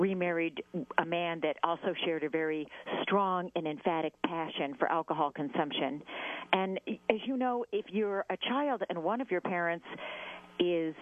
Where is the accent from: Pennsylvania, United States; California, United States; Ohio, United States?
California, United States; Southern; I grew up in Southern California